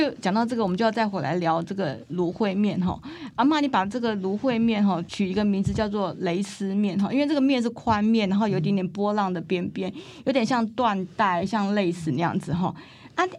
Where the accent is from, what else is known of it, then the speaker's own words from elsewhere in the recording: Taiwan; 咱台湾人爱讲台语吼，所以请大家忍耐我台语无讲真认真吼